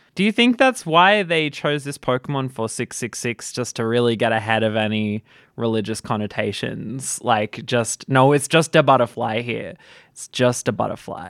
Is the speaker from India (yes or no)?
no; Australia; I'm an Australian.